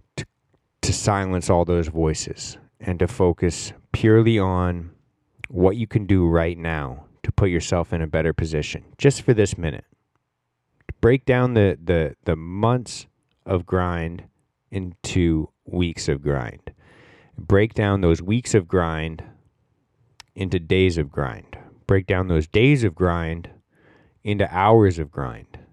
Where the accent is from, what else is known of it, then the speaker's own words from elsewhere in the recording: Canada; We're all Canadian. I grew up playing hockey